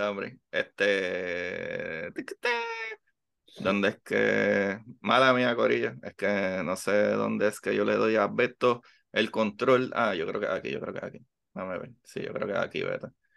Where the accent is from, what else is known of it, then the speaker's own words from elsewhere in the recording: Puerto Rico; yo soy puertorriqueño